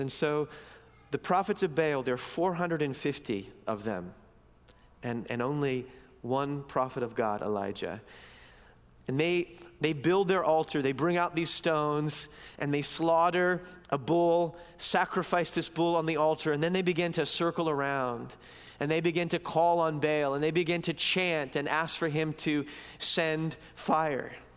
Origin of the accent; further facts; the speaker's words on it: United States; moved away as an adult; also born or lived in East Coast; now in Vancouver, Canada; as American Christians